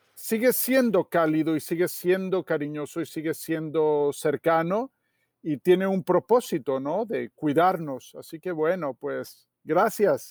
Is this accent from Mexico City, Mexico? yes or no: yes; Mexico City, Mexico; en el lugar donde yo nací o me tocó nacer, ¿no? que es en la Ciudad de México